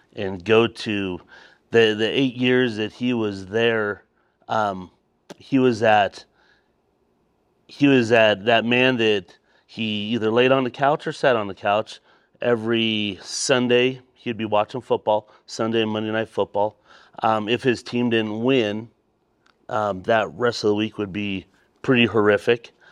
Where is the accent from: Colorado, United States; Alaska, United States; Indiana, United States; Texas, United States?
Colorado, United States; Colorado Springs; I am from, originally from here, Colorado Springs.